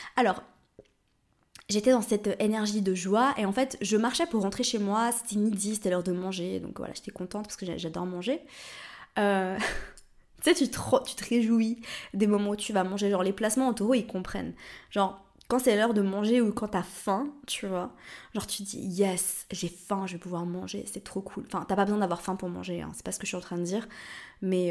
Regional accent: Lausanne, Vaud, Switzerland; moved away; j'ai grandi à Lausanne

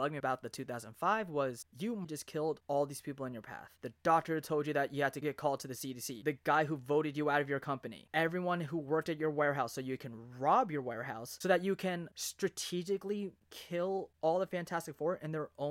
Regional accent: New Jersey, United States; me growing up in Jersey

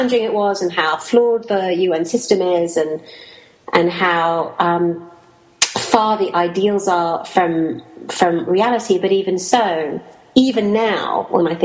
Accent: Kuwait; I grew up in Kuwait during the time of the Iran-Iraq war

